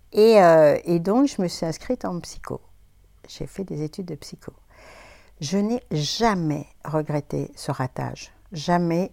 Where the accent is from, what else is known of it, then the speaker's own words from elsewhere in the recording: Clermont-Ferrand, Auvergne-Rhône-Alpes, France; moved away as an adult; also born or lived in Paris; je suis née à Clermont-Ferrand, en Auvergne. Et j'y suis restée jusqu'à à peu près 20 ans, mes 20 ans